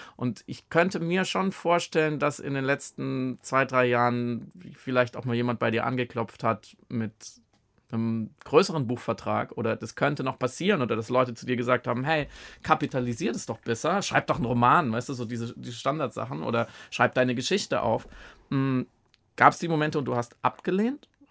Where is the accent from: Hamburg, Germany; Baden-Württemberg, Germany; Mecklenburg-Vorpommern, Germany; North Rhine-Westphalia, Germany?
Baden-Württemberg, Germany; ich komme auch aus Baden, ganz ursprünglich